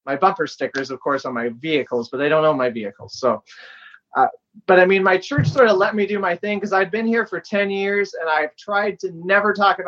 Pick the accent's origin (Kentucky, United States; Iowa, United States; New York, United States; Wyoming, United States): Iowa, United States; I'm from Iowa